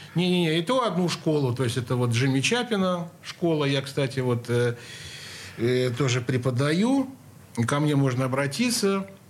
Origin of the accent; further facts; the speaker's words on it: Saint Petersburg, Russia; Я родился в Ленинграде